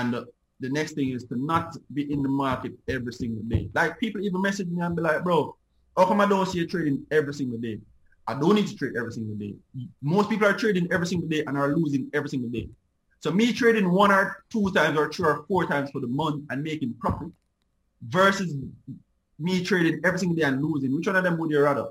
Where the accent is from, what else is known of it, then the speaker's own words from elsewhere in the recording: Jamaica; Me as a Jamaican